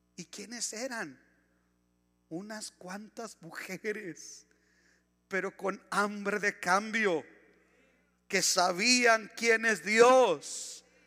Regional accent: Ciudad Juárez, Chihuahua, Mexico; vivíamos en la colonia Bellavista, por eso casi casi nací en El Paso

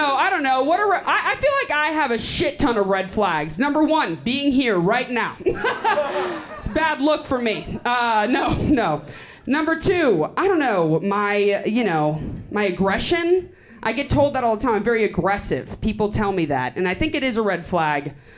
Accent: Austin, Texas, United States; I'm from Austin.

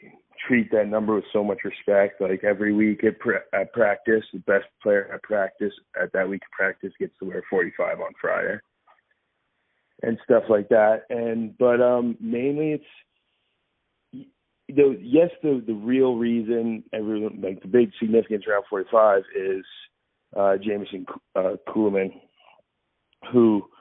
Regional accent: Kitchener, Ontario, Canada; It's kind of cool to look above myself and, before myself and see who all came.

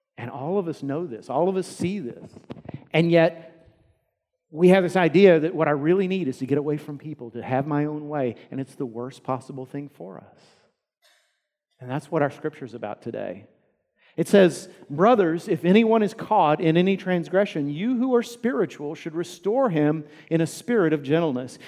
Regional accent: United States; we as American Christians

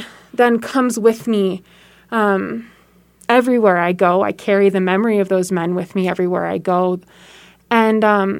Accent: San Francisco, California, United States; So I was born in Southern California and grew up in San Francisco. I lived in San Francisco from 1990 to 1999, where my dad served a church in downtown San Francisco.

